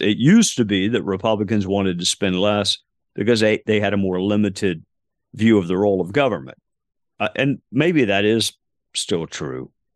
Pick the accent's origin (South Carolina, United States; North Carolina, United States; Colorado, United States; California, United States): South Carolina, United States; Spartanburg; my hometown, uh, of Spartanburg, South Carolina